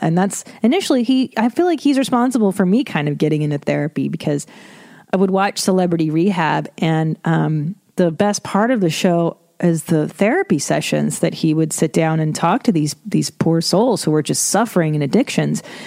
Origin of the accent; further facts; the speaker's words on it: Los Angeles, California, United States; I grew up in Los Angeles, as you know, and I listened to Loveline my whole life since I was a kid